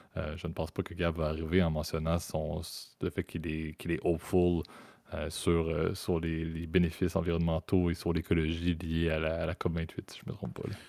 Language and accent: French; Canada; En tant que Canadien